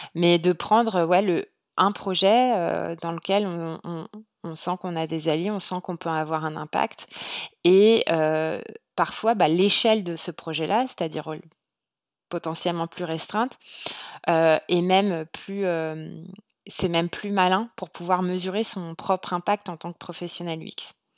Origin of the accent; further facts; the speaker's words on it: France; moved away as an adult; now in Montreal, Canada; aujourd'hui, je suis une Française à Montréal